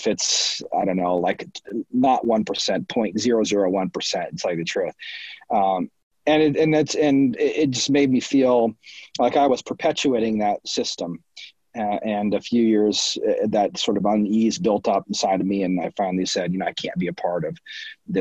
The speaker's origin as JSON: {"language": "English", "region": "Nebraska", "country": "United States", "moved": "yes", "said": "I'm from Nebraska."}